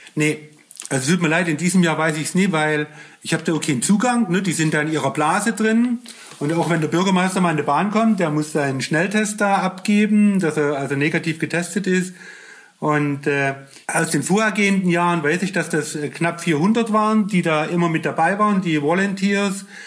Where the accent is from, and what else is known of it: Germany